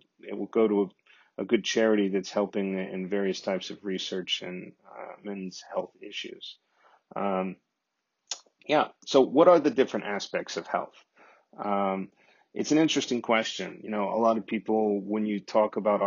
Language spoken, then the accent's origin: English; Corpus Christi, Texas, United States; my hometown in Corpus Christi, Texas